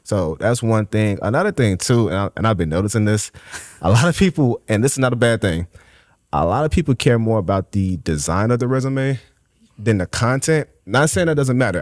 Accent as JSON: {"language": "English", "town": "Chicago", "region": "Illinois", "country": "United States", "tie": "born or raised there", "said": "born and raised in Inglewood"}